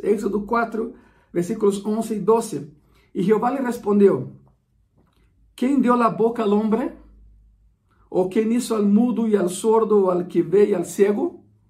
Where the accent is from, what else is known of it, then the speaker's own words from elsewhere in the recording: Brasília, Federal District, Brazil; moved away; eu sou de, de Brasília